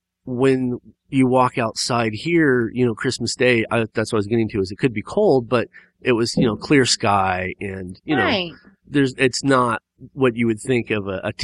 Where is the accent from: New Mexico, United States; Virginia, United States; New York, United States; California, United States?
California, United States; because we live in Southern California right now, and we come from Southern California.